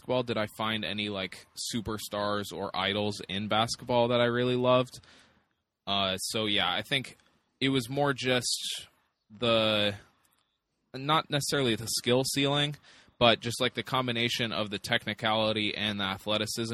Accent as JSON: {"language": "English", "town": "Longmont", "region": "Colorado", "country": "United States", "tie": "born or raised there", "also_born_or_lived": "Texas", "said": "I'm from just north of Boulder, Colorado. It's Longmont is the town, and that's where I grew up. I was actually born in Texas, but moved to Longmont when I was pretty young."}